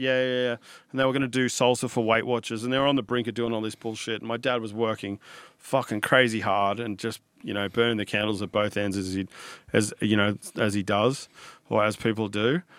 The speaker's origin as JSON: {"language": "English", "town": "Sydney", "region": "New South Wales", "country": "Australia", "tie": "born or raised there", "said": "I grew up on the Northern Beaches in Sydney."}